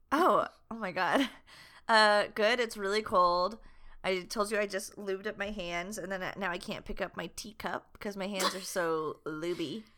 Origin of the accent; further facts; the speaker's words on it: the South, United States; we're from the South